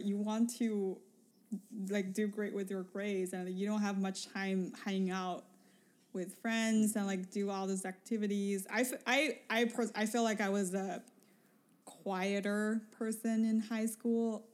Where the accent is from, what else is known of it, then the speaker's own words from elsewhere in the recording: Beijing, China; moved away; I came from Beijing